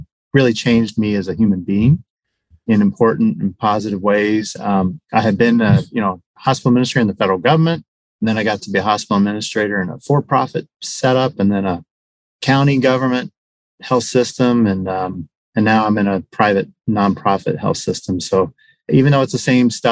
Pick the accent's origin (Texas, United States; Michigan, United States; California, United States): Texas, United States; Houston; also born or lived in San Antonio, Texas; I grew up in Houston, north of town